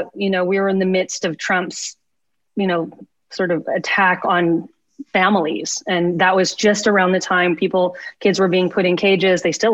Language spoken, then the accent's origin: English; Lubbock, Texas, United States; moved away; I grew up in Lubbock, Texas. That's where I grew up